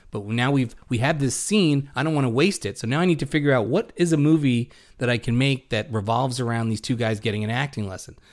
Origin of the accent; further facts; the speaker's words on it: New York City, New York, United States; us growing up in Brooklyn